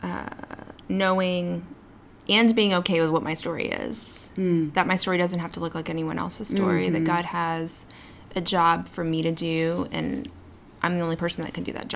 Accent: East Texas, United States; my own story growing up in East Texas

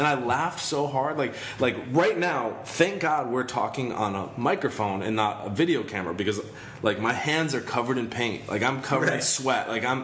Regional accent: Michigan, United States; moved away; I'm originally from Michigan, and it's, like, in a small town

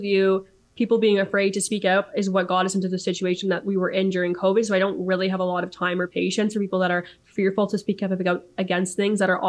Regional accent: Niagara region, Ontario, Canada; I grew up in the Niagara region, so about 45 minutes away from Oakville

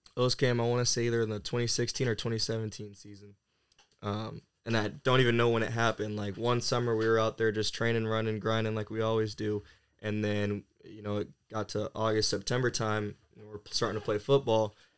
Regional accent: Camas, Washington, United States; also born or lived in California; now in Bradenton, United States; I'm originally from Camas, Washington, um, which is a small town uh, just north of Portland, Oregon

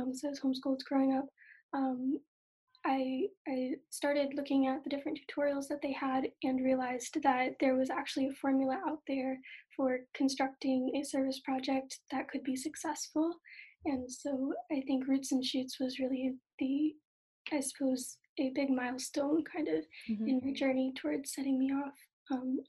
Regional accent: Rehoboth, Massachusetts, United States; I'm from Rehoboth, Massachusetts

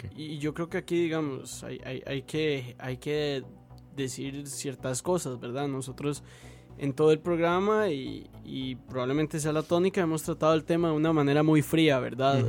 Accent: Costa Rica; como simple costarricense

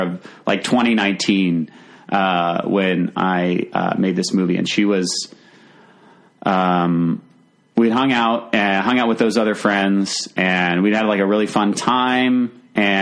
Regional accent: Virginia Beach, Virginia, United States; also born or lived in Richmond; I grew up in Virginia Beach

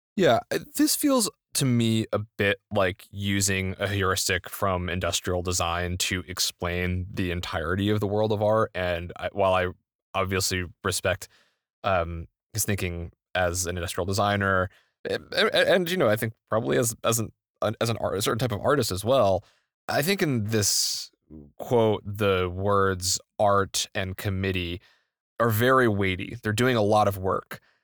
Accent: United States; I'm an interloper from the United States. I've never lived in Europe

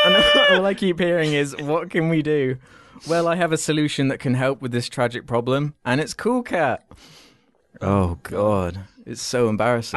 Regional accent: United Kingdom

